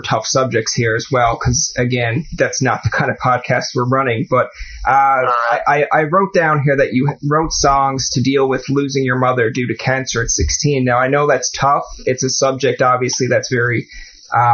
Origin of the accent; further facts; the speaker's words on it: St. John's, Newfoundland and Labrador, Canada; I'm from St. John's myself